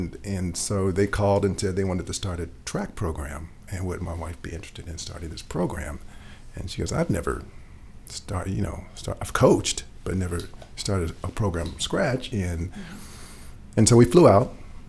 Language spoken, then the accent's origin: English; Los Angeles, California, United States; moved away as an adult; now in Grant County, United States; I actually born and raised in Los Angeles and thought I would live and die in Los Angeles, at least Southern California.